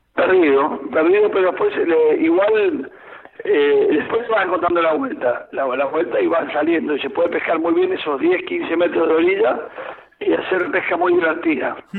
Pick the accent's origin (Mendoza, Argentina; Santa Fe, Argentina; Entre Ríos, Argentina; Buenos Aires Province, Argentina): Mendoza, Argentina; mi tierra, la provincia de Mendoza